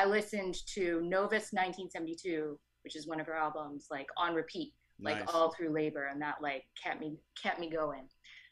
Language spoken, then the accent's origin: English; New York City, New York, United States; I grew up in Brooklyn.